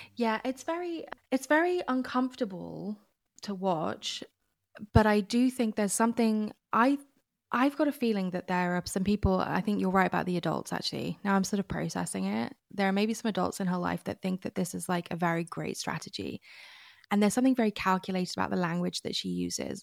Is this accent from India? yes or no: no; United Kingdom; as a British person